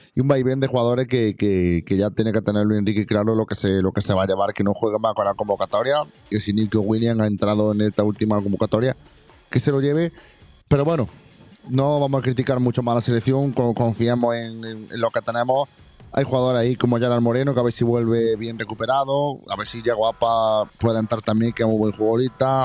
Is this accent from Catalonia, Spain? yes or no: no; Jaén, Andalusia, Spain; mi pueblo y a mi ciudad